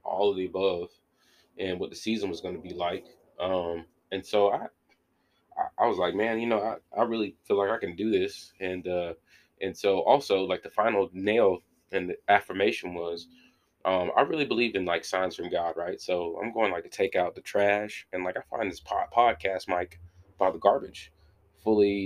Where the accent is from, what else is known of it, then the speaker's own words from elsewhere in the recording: Warner Robins, Georgia, United States; I'm from Runner Robins